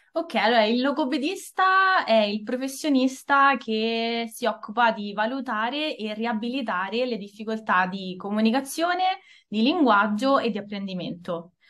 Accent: Italy; accent: Italian; sono nata e cresciuta in Italia da genitori italiani

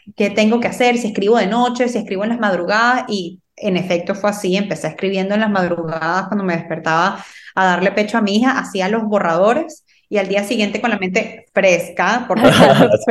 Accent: Venezuela; first language Spanish; moved away as an adult; now in Miami, United States; yo soy venezolana, Ahora les hablo desde Miami, estoy viviendo aquí desde el 2016

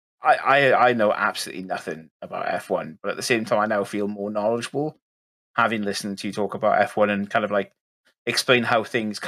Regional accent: Wales, United Kingdom; being Welsh

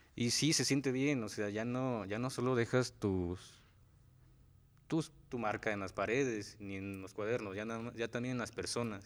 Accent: Xalostoc, Morelos, Mexico; soy originario de Jalostoc, de Jalostoc, Ayala

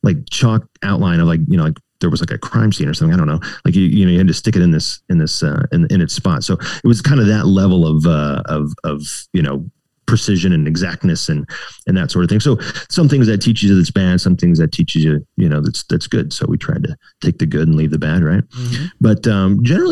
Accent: Virginia, United States; also born or lived in Blacksburg, Virginia; I grew up in Virginia. Until I was in like, I guess middle school, we were kind of in Northern Virginia and then we moved down to Southwest Virginia, like Blacksburg area

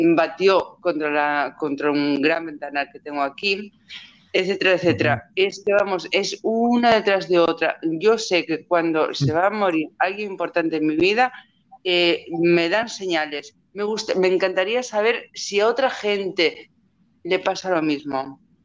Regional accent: Galicia, Spain; now in Netherlands; yo vivo en Holanda, pero soy gallega.

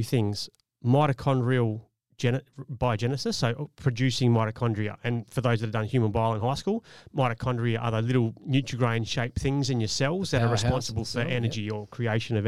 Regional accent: Australia; We're from Australia.

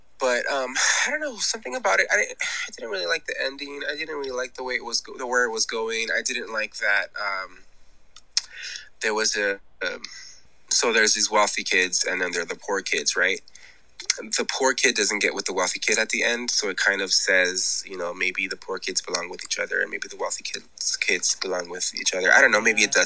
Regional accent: Los Angeles, California, United States; I'm from Los Angeles

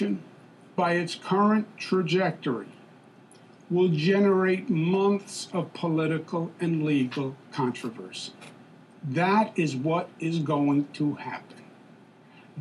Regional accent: New York, United States; I am a New Yorker, born and bred.

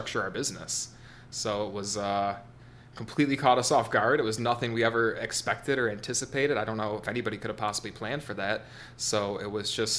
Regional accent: Lapeer, Michigan, United States; I wanted to return to my hometown. I grew up here, Lapeer, moved here when I was 11 years old

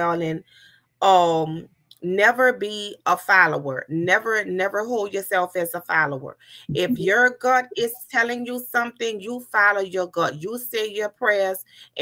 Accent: New Orleans, Louisiana, United States; growing up in New Orleans, Louisiana, you know, it was rough

